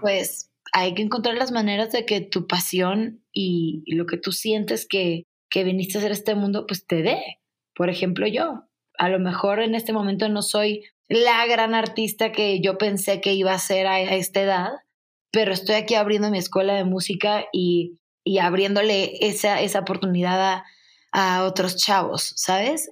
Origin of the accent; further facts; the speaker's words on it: Culiacán, Sinaloa, Mexico; moved away as an adult; also born or lived in Mexico City; a mi Culiacán lo amo, pero no me gusta para mí